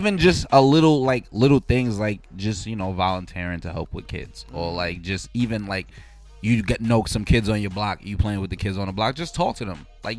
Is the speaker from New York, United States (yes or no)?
yes; New York City, New York, United States; when I was growing up in Bed-Stuy when I was younger